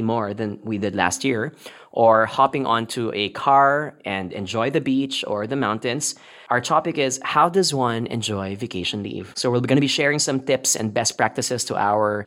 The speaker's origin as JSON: {"language": "English", "country": "Philippines", "moved": "as an adult", "lives_now": "Kuala Lumpur, Malaysia", "said": "we're from the Philippines"}